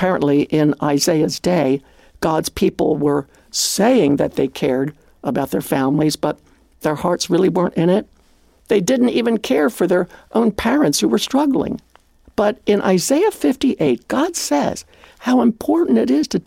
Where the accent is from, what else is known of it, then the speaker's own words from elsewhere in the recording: Maryland, United States; Growing up on the Maryland farm, we all joined 4-H Club